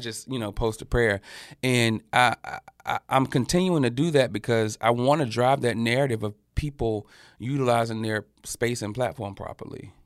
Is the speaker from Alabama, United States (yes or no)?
yes; Birmingham, Alabama, United States; moved away as an adult; also born or lived in New York / Atlanta; now in Los Angeles, United States; I grew up in Al-, Birmingham, Alabama